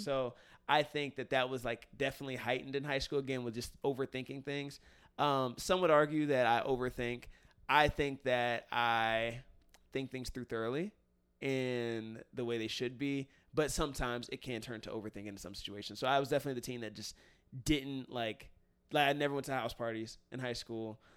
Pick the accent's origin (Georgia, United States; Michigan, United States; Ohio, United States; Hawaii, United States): Ohio, United States; Cincinnati; moved away as an adult; now in California, United States; I haven't lived in the city I grew up in since I graduated